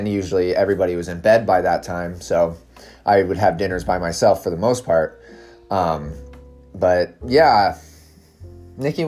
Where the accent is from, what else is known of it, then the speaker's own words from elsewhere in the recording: Southern Oregon, United States; now in Santa Barbara, United States; we grew up in a little country town in Southern Oregon that was very, very wooded.